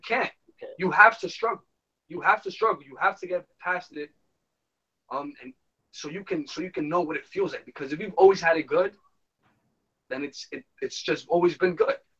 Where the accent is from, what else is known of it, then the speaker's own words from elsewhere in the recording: New York City, New York, United States; we were born and raised here in New York City.